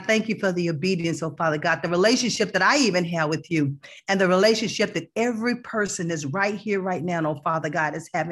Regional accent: Texas, United States; also born or lived in Plano, Texas / Allen, Texas; I am from Texas too

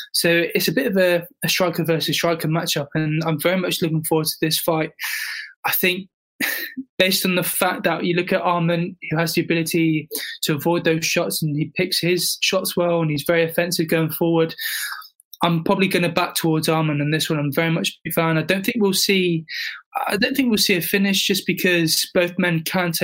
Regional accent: United Kingdom; I'm British

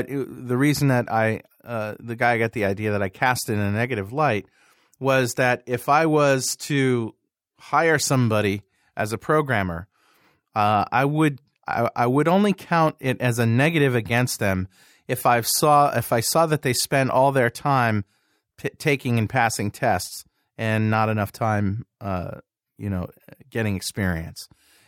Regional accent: Brooklyn, New York, United States; born there; We were living in Nova Scotia, Canada, and I was born in Brooklyn, New York, so we called our company Brooklyn North Software Works.

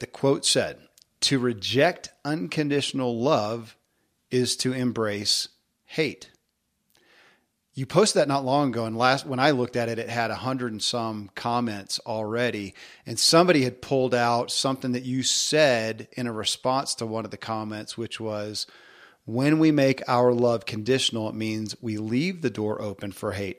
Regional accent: the South, United States; growing up in the South

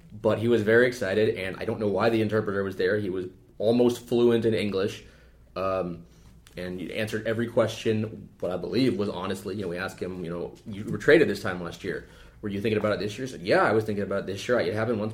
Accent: West Coast, United States; moved away as an adult; I'm from the West Coast

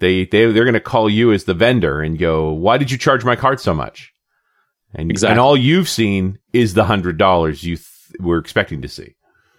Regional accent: Canada; being the Canadian in the room

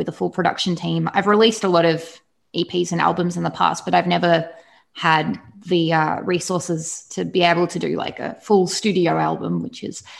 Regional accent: Australia; I'm from Australia

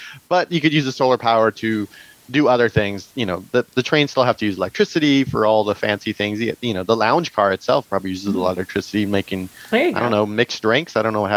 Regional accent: Tehachapi, California, United States; I'm from Tehachapi.

